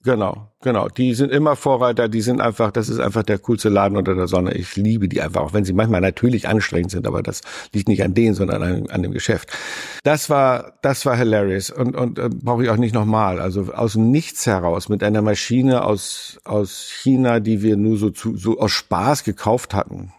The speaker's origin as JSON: {"language": "German", "region": "Northern Germany", "country": "Germany", "tie": "born or raised there", "said": "Ich bin nun auch noch im Norden aufgewachsen"}